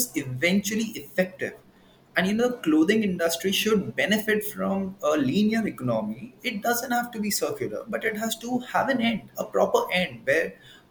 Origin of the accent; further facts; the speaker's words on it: India; I'm an Indian